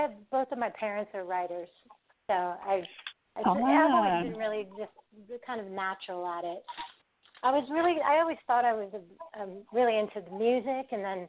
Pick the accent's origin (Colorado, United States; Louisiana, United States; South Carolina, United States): Colorado, United States; also born or lived in Southern California; But I grew up in Colorado for like 20 years, so I'm a Colorado girl.